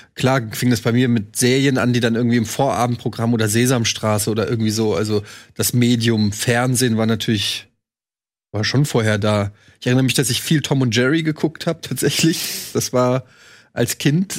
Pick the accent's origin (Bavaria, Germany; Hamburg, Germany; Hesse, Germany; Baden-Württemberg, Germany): Hesse, Germany; Frankfurt; Ich bin 78 geboren, also ich war quasi als dieses ganz, als das rübergeschwappt ist, Coca-Cola, dann in Frankfurt